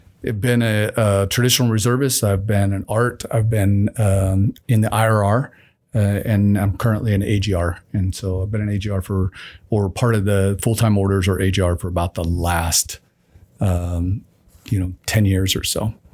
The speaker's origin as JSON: {"language": "English", "town": "Osage Beach", "region": "Missouri", "country": "United States", "tie": "born or raised there", "said": "Originally from Missouri, if you've ever seen the show Ozark, that's where I'm from. I grew up in the Ozarks. I was born in Osage Beach. Grew up on the lake."}